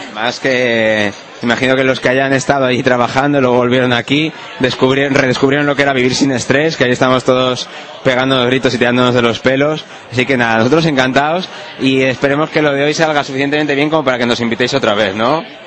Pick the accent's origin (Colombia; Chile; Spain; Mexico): Spain; Madrid, Community of Madrid; yo además soy de Madrid y de demasiado de Madrid incluso, porque tengo abuelos de Madrid